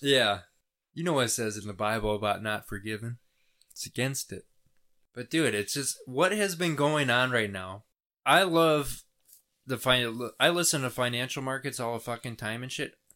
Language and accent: English; United States; as an American